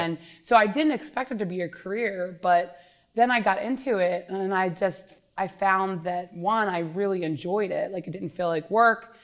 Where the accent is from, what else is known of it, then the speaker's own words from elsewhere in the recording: King of Prussia, Pennsylvania, United States; I grew up in Upper Marion, King of Prussia, Pennsylvania. I actually live in the house that I grew up in.